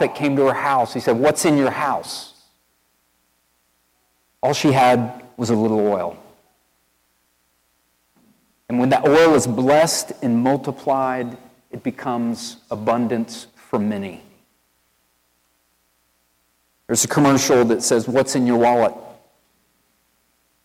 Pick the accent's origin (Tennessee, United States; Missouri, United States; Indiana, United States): Tennessee, United States; East; accent: country boy; now in Wilmore, United States; I'm from East Tennessee